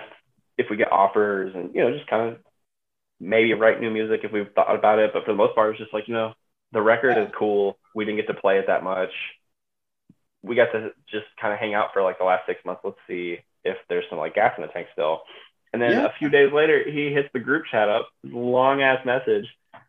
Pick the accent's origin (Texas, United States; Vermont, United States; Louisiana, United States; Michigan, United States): Texas, United States; now in Cleveland, United States; I grew up in Texas, so I was a Spurs fan when I was a kid